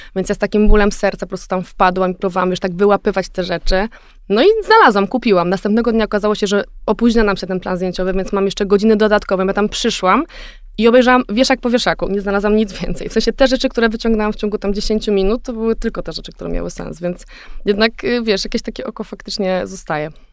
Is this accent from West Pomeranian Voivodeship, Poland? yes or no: yes; Szczecin, West Pomeranian Voivodeship, Poland; moved away; also born or lived in Warsaw; Szczecin, wiesz, z którego się, jakby, skąd jestem